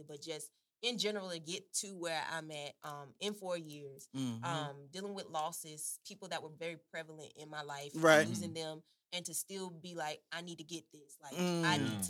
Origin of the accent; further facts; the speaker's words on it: Henderson, North Carolina, United States; moved away; I'm from Henderson originally, so literally going home